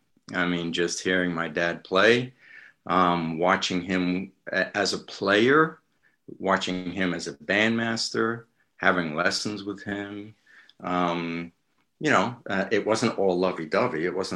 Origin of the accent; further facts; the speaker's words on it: London, United Kingdom; born there; I was born in London, in the Halsden section of London.